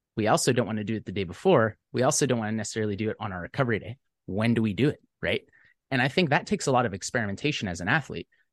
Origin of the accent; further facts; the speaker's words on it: Savannah, Georgia, United States; I'm from Savannah, Georgia